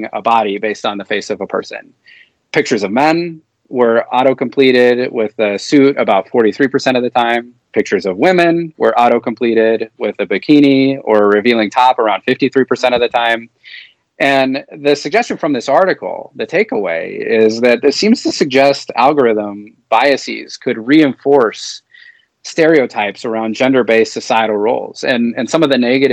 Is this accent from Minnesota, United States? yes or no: yes; Minnesota, United States; my home state of Minnesota